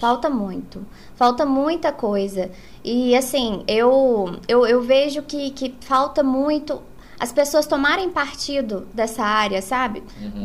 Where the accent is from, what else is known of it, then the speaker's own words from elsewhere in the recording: south of Minas Gerais, Brazil; now in Arcos, Brazil; eu não sou natural de Arcos, eu moro em Arcos há 21 anos. Eu sou do sul de Minas